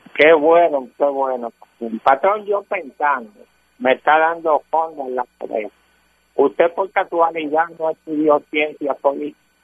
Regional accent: Guayanilla, Puerto Rico; yo soy de Guayanilla, Puerto Rico, pastor

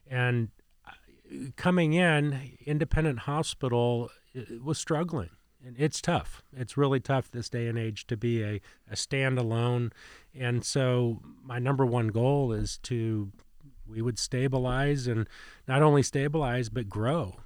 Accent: Indiana, United States; also born or lived in Ohio / Plant City, Florida; now in Winter Haven, United States; I grew up in Indiana

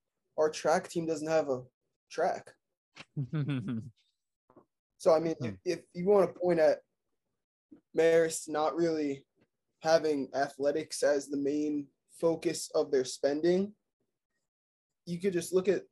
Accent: Miami, Florida, United States; moved away; also born or lived in New Jersey; I'm originally from Miami

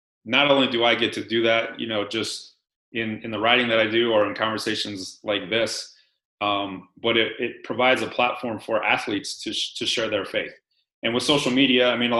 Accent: Denver, Colorado, United States; I'm from Denver. I read the Denver Post, Rocky Mountain News, all that stuff, and started getting involved in my high school

